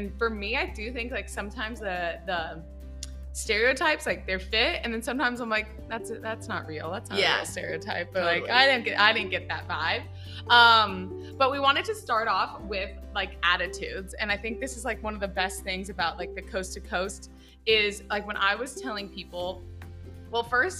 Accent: Orange County, California, United States; moved away as an adult; also born or lived in New York; I'm like, oh, Orange County. She's like, really? She's like, you're not from New York or DC or, like, a big city or Boston? I was like, no, I'm literally from, like, Laguna Beach area.

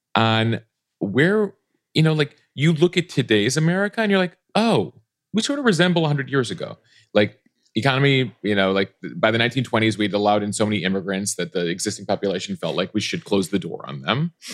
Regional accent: Chicago, Illinois, United States; I grew up in the Chicago area, in the Chicago suburbs

